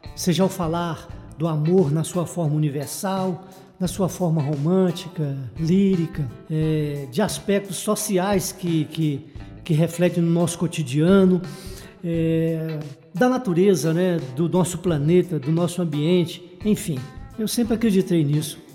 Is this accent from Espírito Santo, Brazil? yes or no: no; Joaíma, Minas Gerais, Brazil; moved away; also born or lived in Teófilo Otoni, Minas Gerais / Paraíba (father's origin); nasci no Vale do Jequitinhonha, em Juaíma, passei boa parte da minha vida na cidade de Teoflotone, no Vale do Mucuri